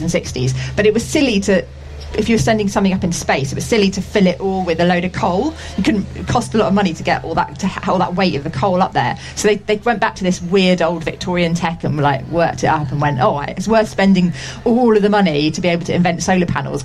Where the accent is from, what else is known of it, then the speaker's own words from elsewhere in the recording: United Kingdom; as British people